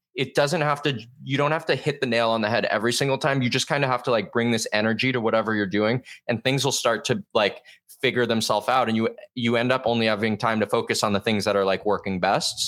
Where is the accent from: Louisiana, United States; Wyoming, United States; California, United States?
California, United States; Southern; moved away as an adult; also born or lived in Boston; I'm from Southern California originally.